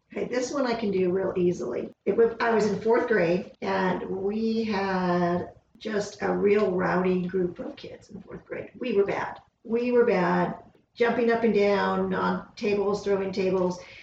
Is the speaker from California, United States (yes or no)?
yes; Upland, California, United States; also born or lived in Fontana, California; 62 and a half years ago, I was born in Upland, California